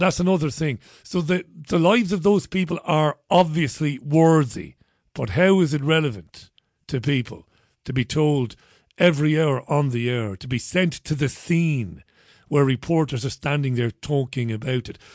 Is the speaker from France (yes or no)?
no; Ireland; I'm an Irishman